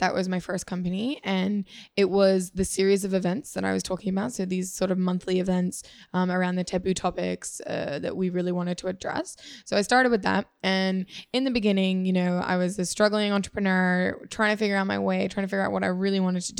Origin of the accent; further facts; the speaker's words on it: Singapore; now in Australia; I grew up a lot in Asia. So I went to high school in Singapore, and we moved here originally from my dad's job back in 2002, I think.